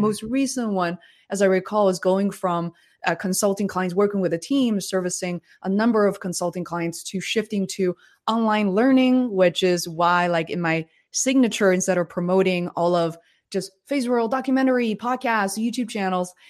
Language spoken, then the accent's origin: English; China; born or raised there; English is a second language; moved away